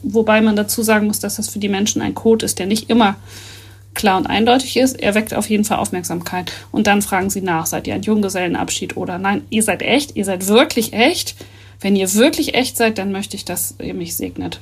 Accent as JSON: {"language": "German", "region": "Northern Germany", "country": "Germany", "said": "wir als äh, Norddeutsche"}